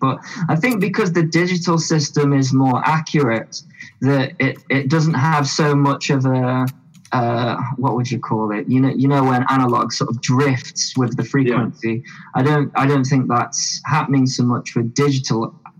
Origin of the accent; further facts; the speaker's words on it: United Kingdom; I wonder what will happen if I do that here with us being British.